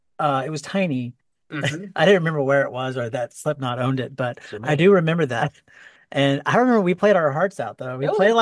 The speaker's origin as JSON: {"language": "English", "region": "Texas", "country": "United States", "tie": "born or raised there", "also_born_or_lived": "Miami", "said": "I was born in Miami, and then moved to Texas when I was like really, really, really young. And my Texas family were all Cowboys fans."}